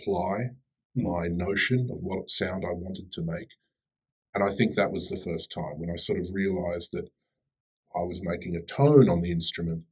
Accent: Australia; born or raised there; moved away as an adult; also born or lived in Sydney; now in Daejeon, South Korea

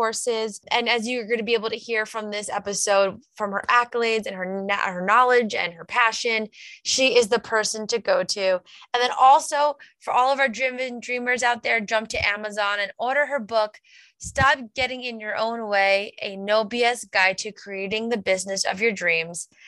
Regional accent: Long Island, New York, United States; moved away as an adult; also born or lived in Albany, New York / Saratoga Springs, New York; We're from Long Island.

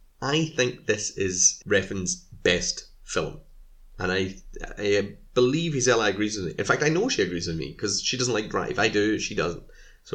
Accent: Scotland, United Kingdom; I am Scottish, so if anyone's wondering why I say film and not film, I don't know, that's just how we say it here.

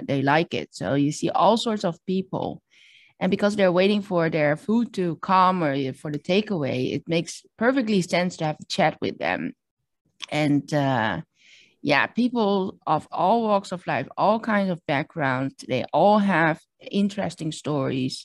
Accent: Netherlands; moved away as an adult; also born or lived in Shanghai, China; now in Hong Kong; I was born in the Netherlands and grew up as a Chinese immigrant in a small village

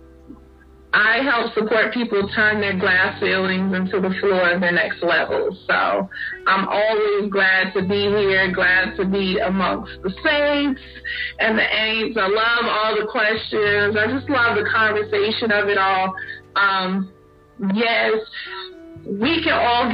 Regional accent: Newport News, Virginia, United States; moved away as an adult; now in North Carolina, United States; I hail from Newport News, Virginia, the home of 757. I am in North Carolina. I've been in North Carolina the past 20 years

